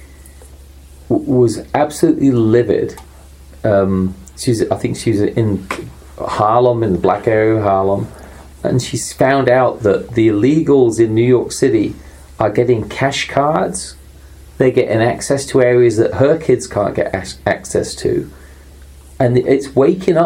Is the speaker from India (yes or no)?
no; England, United Kingdom; moved away as an adult; now in United States; growing up in England